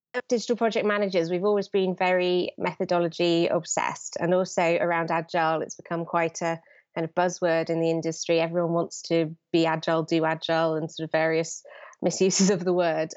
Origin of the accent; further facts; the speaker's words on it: London, United Kingdom; I'm from London